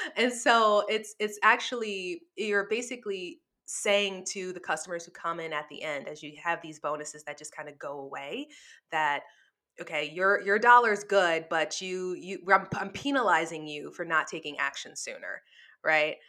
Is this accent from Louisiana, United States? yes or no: yes; New Orleans, Louisiana, United States; moved away; I'm from New Orleans, so, you know, casinos are, like, part of our life down there